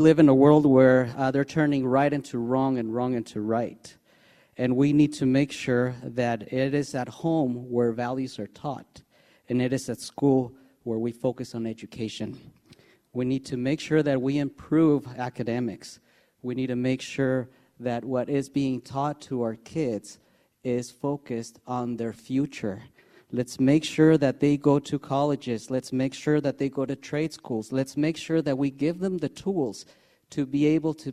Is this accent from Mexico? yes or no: yes; Mexico City, Mexico; moved away as an adult; now in Ferndale, United States; I was born and raised in Mexico City. Due to crime, I had to come to the United States.